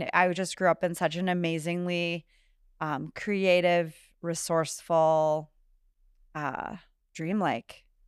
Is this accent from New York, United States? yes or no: no; North Dakota, United States; also born or lived in Minnesota, United States; And then my family, we lived in North Dakota, though. So I grew up kind of all over the stat